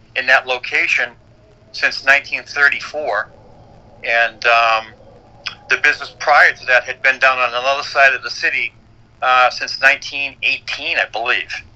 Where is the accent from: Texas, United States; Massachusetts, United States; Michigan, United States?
Massachusetts, United States; Boston; moved away as an adult; also born or lived in New York / Newmarket, New Hampshire; my hometown, which was Boston